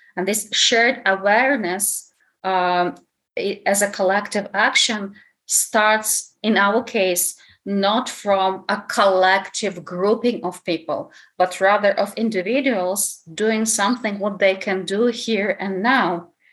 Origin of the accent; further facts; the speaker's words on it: Lviv, Lviv Oblast, Ukraine; English is a second language; now in Kyiv, Ukraine; Although I was born in Lviv, I've been living in Kiev already for a long time